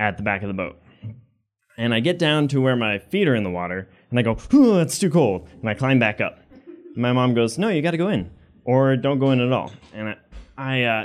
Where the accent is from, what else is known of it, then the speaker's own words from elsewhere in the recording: Maine, United States; I grew up in Maine, and I had a very solid childhood.